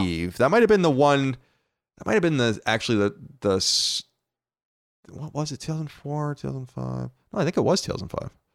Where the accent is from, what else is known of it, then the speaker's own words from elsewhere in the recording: Long Island, New York, United States; We are from Long Island.